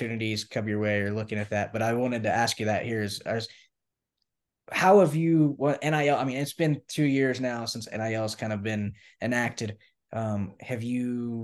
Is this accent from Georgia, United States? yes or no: no; Knoxville, Tennessee, United States; I'm from Knoxville, so Tennessee